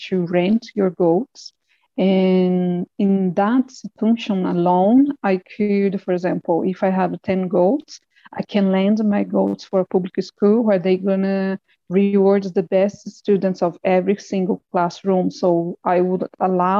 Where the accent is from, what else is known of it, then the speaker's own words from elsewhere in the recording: Brazil; I am a teacher from Brazil